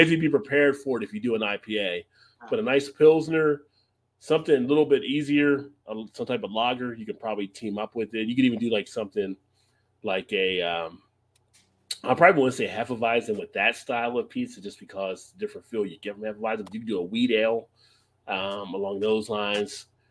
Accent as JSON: {"language": "English", "region": "East Coast", "country": "United States", "said": "I'm from the East Coast"}